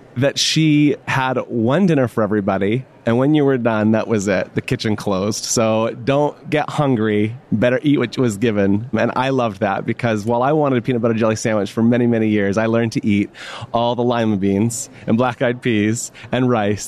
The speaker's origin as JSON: {"language": "English", "region": "Florida", "country": "United States", "tie": "born or raised there", "said": "I grew up in Florida"}